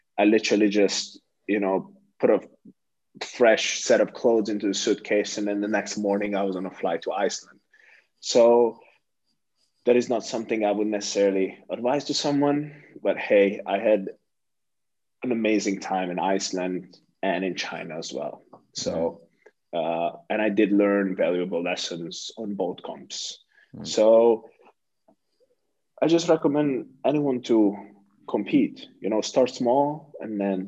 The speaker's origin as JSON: {"language": "English", "country": "Hungary", "moved": "yes", "said": "my home country"}